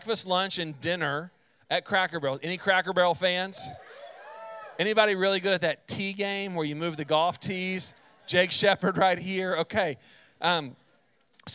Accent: central Texas, United States; My family, we are from Texas, but my dad's side of the family lived in North Carolina. And both my parents are teachers, so what that meant is in the summer, they had time off, and we would pack up in the car, and we would drive from central Texas

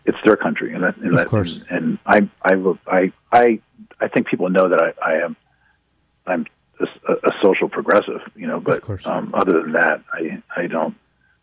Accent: United States; moved away as an adult; now in England; I'm an American citizen

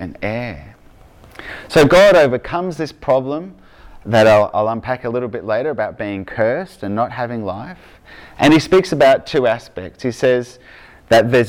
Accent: Victoria, Australia; accent: Aussie; from Victoria

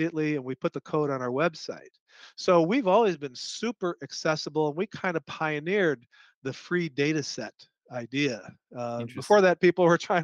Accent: Chicago, Illinois, United States; I grew up in Illinois, north side of Chicago.

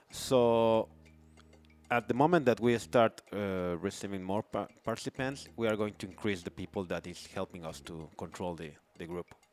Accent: Mexico City, Mexico; now in Playa del Carmen, Mexico; I grew up in Mexico City

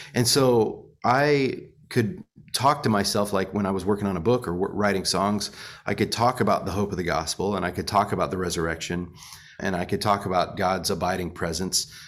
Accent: Monticello, Illinois, United States; moved away; also born or lived in Florida / Nashville, Tennessee; Monticello, Illinois, where I grew up

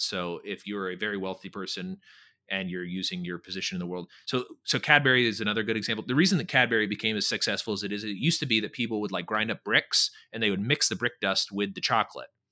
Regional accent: California, United States; now in Texas, United States; I live in Texas, but I'm a Californian

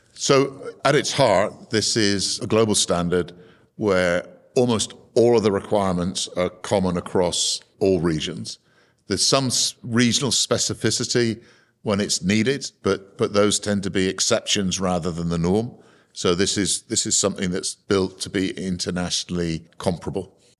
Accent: Cornwall, South West England, United Kingdom; I was born in Cornwall uh, in a seaside town that had a quite a vibrant fishing community at the time

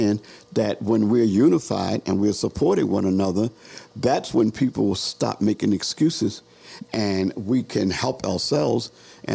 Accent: Baltimore, Maryland, United States; I'm out of Cherry Hill

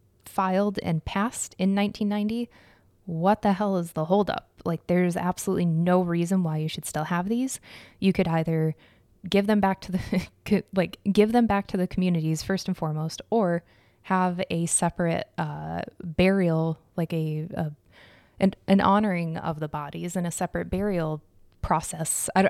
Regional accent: Arizona, United States; That's like a third of the population of the town I grew up in Arizona.

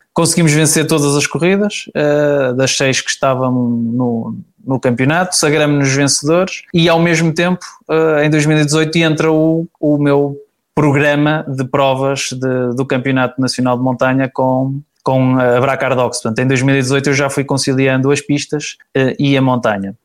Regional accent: Braga, Norte, Portugal; daqui de, da minha terra

